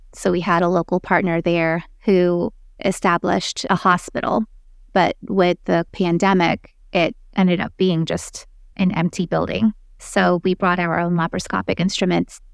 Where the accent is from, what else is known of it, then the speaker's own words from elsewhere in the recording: Philippines; now in United States; I'm originally from the Philippines, but I did my formal training here in the States